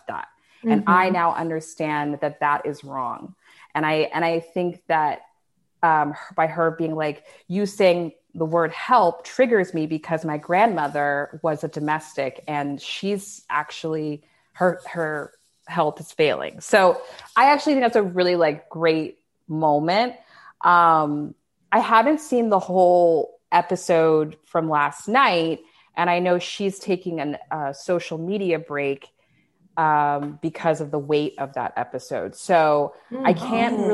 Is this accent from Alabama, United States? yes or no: no; Dallas, Texas, United States; I'm from Dallas